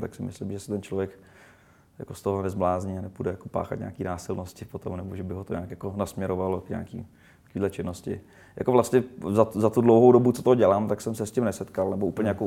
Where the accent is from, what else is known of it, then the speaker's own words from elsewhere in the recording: Rumburk, Ústí nad Labem Region, Czechia; vyrůstal jsem prostě na malém městě v Rumburku